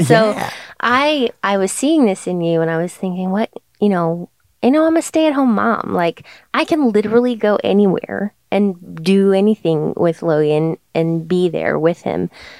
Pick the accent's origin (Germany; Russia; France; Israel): Germany; also born or lived in Portugal; now in United States; But for me, I loved growing up in Germany and I loved living on an island, you know, off the coast of Portugal. And then I came here.